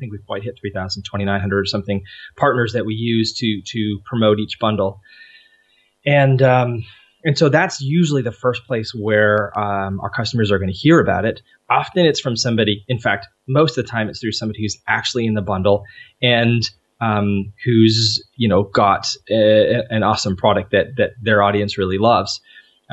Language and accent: English; Canada; we're Canadian